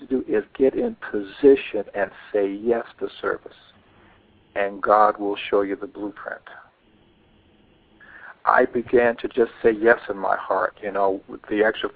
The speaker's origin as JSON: {"language": "English", "region": "New York", "country": "United States", "tie": "born or raised there", "also_born_or_lived": "Dallas, Texas", "moved": "as an adult", "lives_now": "Atlanta, United States", "said": "I moved back to New York to try to get things going on, my hometown"}